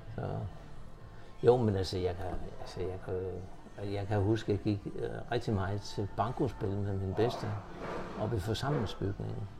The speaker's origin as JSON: {"language": "Danish", "town": "Horsens", "region": "Central Denmark Region", "country": "Denmark", "tie": "born or raised there", "also_born_or_lived": "Valby, Copenhagen", "moved": "as an adult", "lives_now": "Copenhagen, Denmark"}